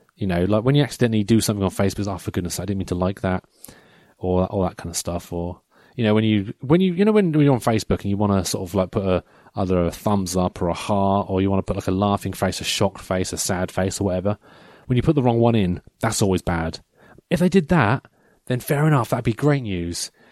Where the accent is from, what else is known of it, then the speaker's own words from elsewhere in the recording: Norfolk, East of England, United Kingdom; I'm proud to be from Norfolk